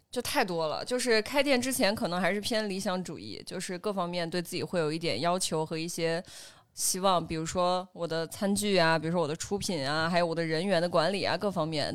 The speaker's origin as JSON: {"language": "Chinese", "town": "Chengdu", "region": "Sichuan", "country": "China", "moved": "yes", "lives_now": "Beijing, China", "said": "因为我是成都人"}